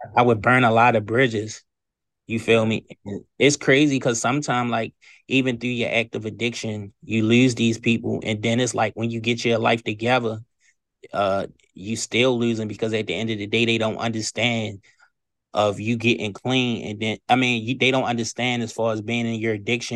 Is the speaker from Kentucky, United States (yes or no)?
no; Baltimore, Maryland, United States; moved away as an adult; now in Eastern Shore, Maryland, United States; I've been in Baltimore, Maryland all my life